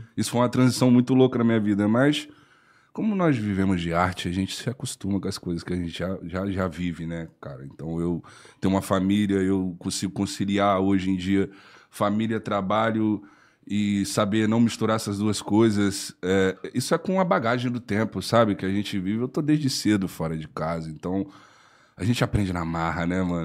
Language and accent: Portuguese; Espírito Santo, Brazil; eu moro no Espírito Santo, né? Eu sou capixaba